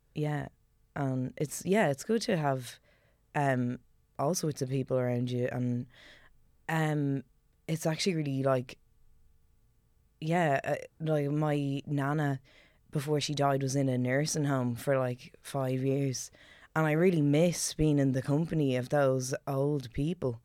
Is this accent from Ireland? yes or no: yes; Ireland; growing up in Celtic Ireland